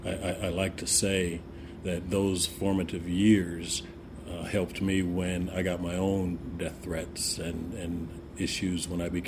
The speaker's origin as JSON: {"language": "English", "town": "Oakland", "region": "California", "country": "United States", "tie": "born or raised there", "also_born_or_lived": "Berkeley / San Jose", "said": "I was born in Berkeley. Most of my family was in Oakland, but my mother and father kind of broke away to San Jose, you know, in some of the later years. So I grew up actually an A's fan."}